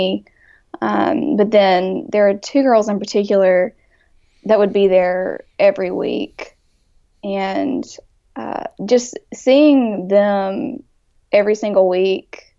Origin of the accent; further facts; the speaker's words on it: Jackson, Mississippi, United States; I grew up here in Jackson, Mississippi.